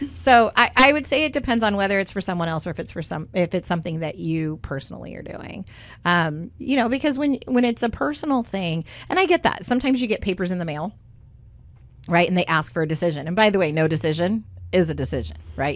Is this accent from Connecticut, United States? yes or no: no; Southern California, United States; when I was little, um, growing up in Southern California